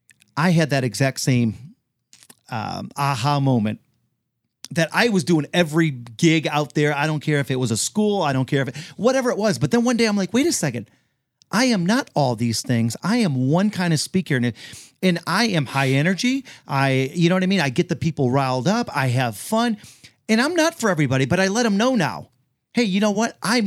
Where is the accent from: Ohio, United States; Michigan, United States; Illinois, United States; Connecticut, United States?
Michigan, United States; Detroit; You know, and we're both from Detroit, you know what I mean?